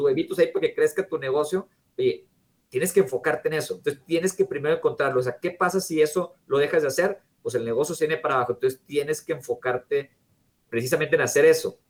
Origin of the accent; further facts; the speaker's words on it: Mexico; México estamos un poco retrasados